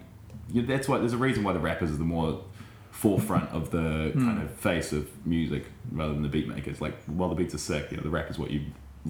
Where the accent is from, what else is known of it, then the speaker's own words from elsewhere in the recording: New Zealand; you as a New Zealander